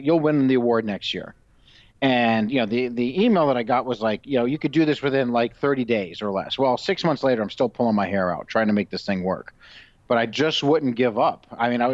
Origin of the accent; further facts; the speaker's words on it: Phoenix, Arizona, United States; also born or lived in White Plains, New York / Florida; I grew up, a lot of it in the 80s in Arizona and Phoenix